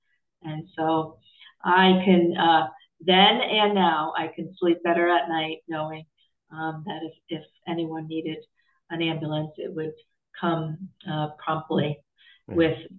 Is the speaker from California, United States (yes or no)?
no; Hamden, Connecticut, United States; also born or lived in West Haven; Well, it's a little bit like coming home for me. I grew up in Hamden and West Haven.